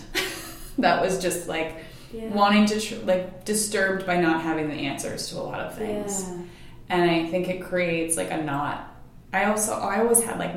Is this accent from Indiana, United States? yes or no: no; Massachusetts, United States; also born or lived in Rhode Island; I grew up mostly in Massachusetts. We moved a little bit when I was younger, but just in New England. I was in Rhode Island for about 8 years with my family, too